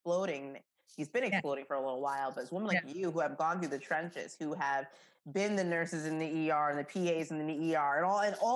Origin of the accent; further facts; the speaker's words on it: Jamaica; I'm Jamaican